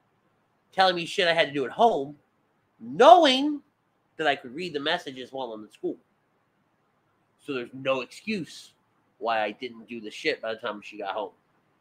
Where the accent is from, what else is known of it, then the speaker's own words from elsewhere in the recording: Philadelphia, Pennsylvania, United States; moved away; Remember, I grew up in Philly, not here.